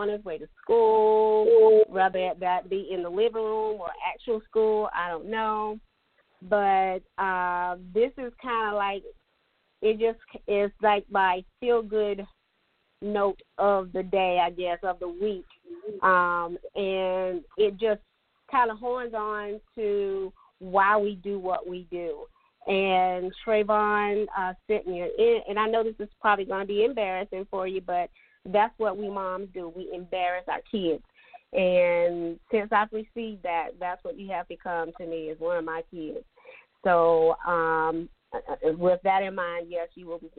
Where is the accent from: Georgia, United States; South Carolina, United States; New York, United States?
South Carolina, United States; Latta; I'm from Dillon County. I'm from Latta.